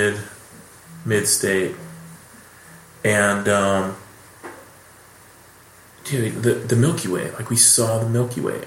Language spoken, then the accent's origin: English; Rancho Cucamonga, California, United States; I grew up here